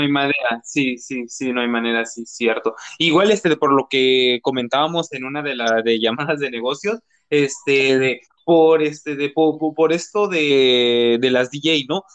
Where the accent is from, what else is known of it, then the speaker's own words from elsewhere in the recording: Mexico City, Mexico; soy de, este, de Cojimalpa, cerca de Toluca